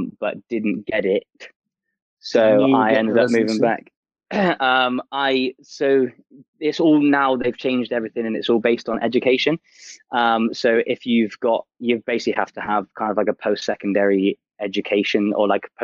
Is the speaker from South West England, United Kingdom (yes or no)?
yes; Torquay, South West England, United Kingdom; moved away as an adult; also born or lived in Portsmouth / Canada; now in London, United Kingdom; I was born in Torquay and then lived there until about 19